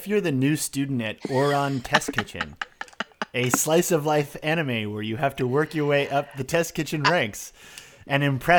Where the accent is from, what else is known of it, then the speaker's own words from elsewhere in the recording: Boston, Massachusetts, United States; accent: Boston; in my regional accent, which is Boston